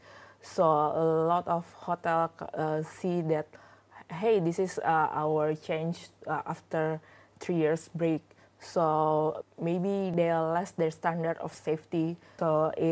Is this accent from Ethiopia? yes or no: no; Jakarta, Indonesia; moved away as an adult; also born or lived in North Sumatra; now in Beijing, China; I was born in Jakarta, but actually I'm from North Sumatra.